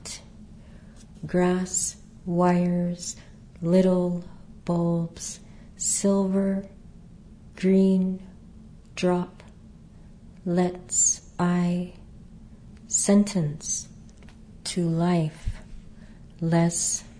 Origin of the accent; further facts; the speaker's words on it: Southwest, United States; I grew up in the Southwest